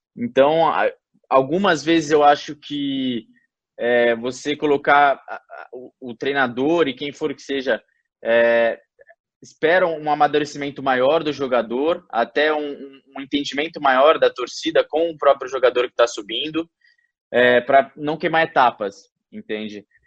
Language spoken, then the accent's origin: Portuguese; Brazil; moved away as an adult; now in England